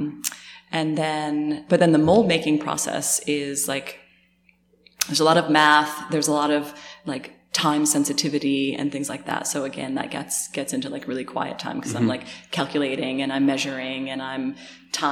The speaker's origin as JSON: {"language": "English", "region": "Connecticut", "country": "United States", "tie": "born or raised there", "said": "I grew up in Connecticut"}